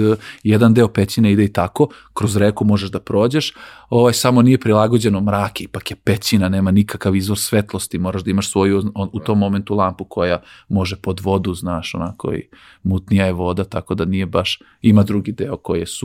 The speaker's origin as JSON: {"language": "Croatian", "town": "Crvenka", "region": "Vojvodina", "country": "Serbia", "said": "imamo bazen kod nas u Crvenki"}